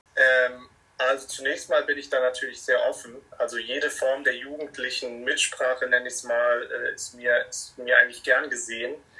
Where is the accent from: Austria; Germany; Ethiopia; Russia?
Germany; Munich, Bavaria; ich bin ja aus München und wohne in München